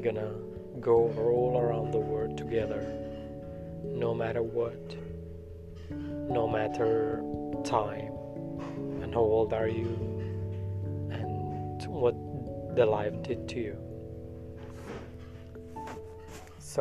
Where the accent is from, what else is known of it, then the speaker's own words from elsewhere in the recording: Kurdistan Region, Iraq; I'm from Iraq